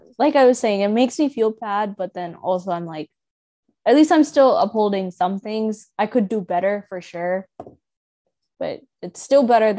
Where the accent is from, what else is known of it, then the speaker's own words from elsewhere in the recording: North India, India; I'm from North India, so, right, so